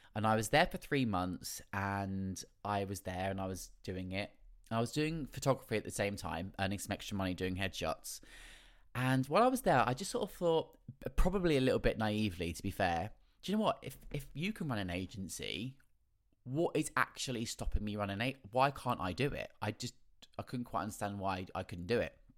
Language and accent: English; Felixstowe, East of England, United Kingdom; moved away as an adult; also born or lived in London; I did lots of amateur dramatics in my hometown in Felixstowe